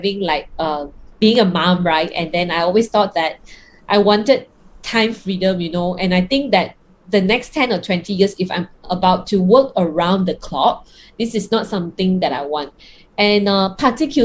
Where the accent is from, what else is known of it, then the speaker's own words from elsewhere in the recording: Kuala Lumpur, Malaysia; I'm from KL, right? Now in Malaysia and under lockdown